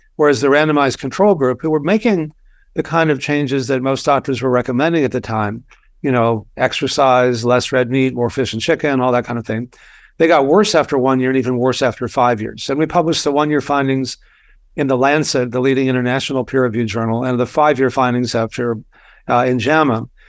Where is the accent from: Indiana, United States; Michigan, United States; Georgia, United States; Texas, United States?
Texas, United States; I grew up in Texas